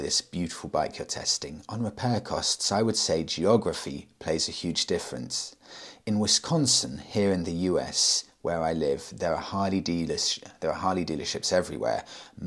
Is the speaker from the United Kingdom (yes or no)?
yes; United Kingdom; I'm British, obviously. Well, I say live in the UK, I'm in Tenerife